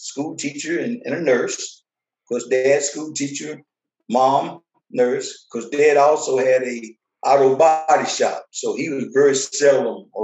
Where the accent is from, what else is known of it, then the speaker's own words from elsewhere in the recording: Fort Worth, Texas, United States; also born or lived in Tyler, Texas; We moved from Tyler to Fort Worth in third grade. So the majority of my life from third grade up until this day has been Fort Worth.